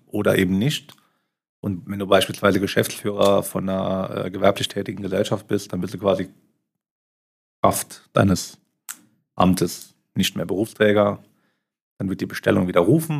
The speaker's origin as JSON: {"language": "German", "region": "Saarland", "country": "Germany", "also_born_or_lived": "Mainz", "moved": "as an adult", "lives_now": "Luxembourg", "said": "ich ja doch als Saarländer sehr heimatverbunden bin"}